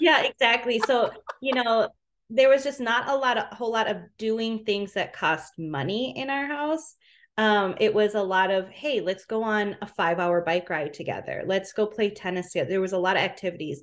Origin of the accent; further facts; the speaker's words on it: Minneapolis, Minnesota, United States; So I'm from Minnesota